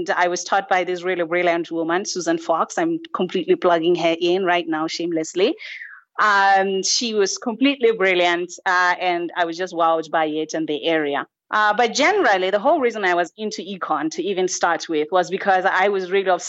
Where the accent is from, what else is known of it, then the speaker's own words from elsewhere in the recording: Lesotho; moved away as an adult; also born or lived in St. Paul, Minnesota, United States; I am actually originally from Lesotho, but I did most of my university in the US